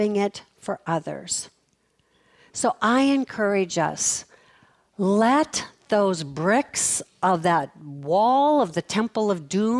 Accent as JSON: {"language": "English", "town": "Fargo", "region": "North Dakota", "country": "United States", "tie": "born or raised there", "said": "I was born in Fargo, North Dakota"}